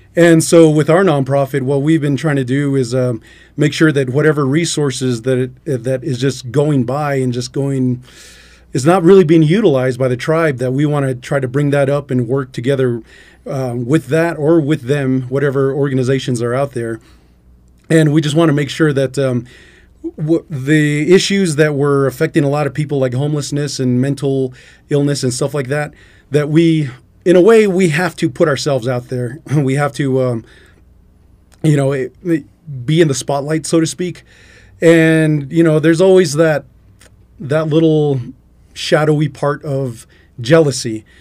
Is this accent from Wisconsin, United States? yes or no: no; Albuquerque, New Mexico, United States; now in Klagetoh, United States; originally, I'm from Albuquerque, but I'm out in, uh, Clagato because my, my mother, that's where she's from